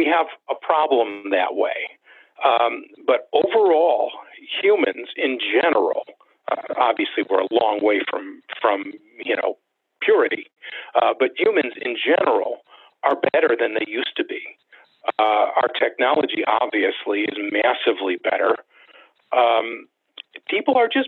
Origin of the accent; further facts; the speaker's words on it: United States; I'm an American